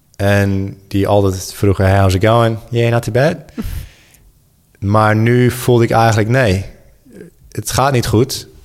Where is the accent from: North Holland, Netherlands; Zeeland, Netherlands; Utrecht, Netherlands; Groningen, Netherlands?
Zeeland, Netherlands; Goes; moved away; also born or lived in Sydney; Goes, waar ik ben opgegroeid